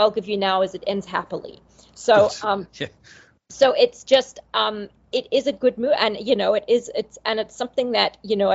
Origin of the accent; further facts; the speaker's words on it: Zimbabwe; I grew up in Zimbabwe where movies were very limited